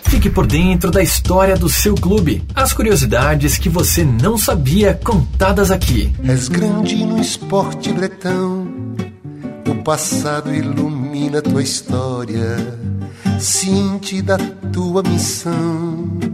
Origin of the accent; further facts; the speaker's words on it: São Paulo, Brazil; eu tenho 21 anos, moro em São Paulo e nasci em São Paulo.